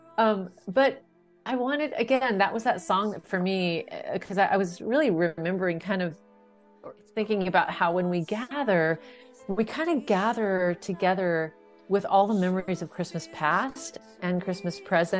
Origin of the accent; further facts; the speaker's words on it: North Dakota, United States; we're from North Dakota